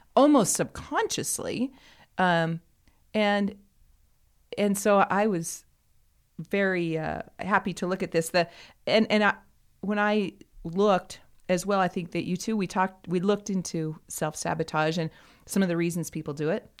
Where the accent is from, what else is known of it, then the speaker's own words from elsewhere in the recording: United States; as an American